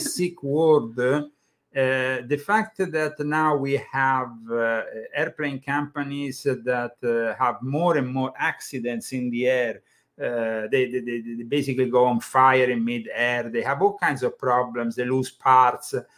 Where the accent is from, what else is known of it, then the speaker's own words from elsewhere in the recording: Italy; English is a second language; moved away as an adult; now in United States; I come from Italy